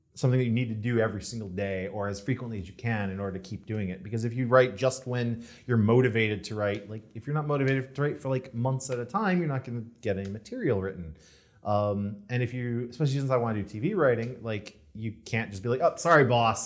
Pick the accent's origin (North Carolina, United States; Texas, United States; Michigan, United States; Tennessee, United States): Michigan, United States; Detroit; moved away as an adult; also born or lived in Virginia Beach, Virginia; now in Los Angeles, United States; I'm originally from Detroit area